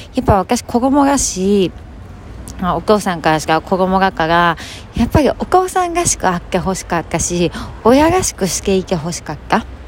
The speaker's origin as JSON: {"language": "Japanese", "region": "Hokkaido", "country": "Japan", "tie": "born or raised there", "moved": "yes", "said": "地元 北海道に年に数回帰ってくる"}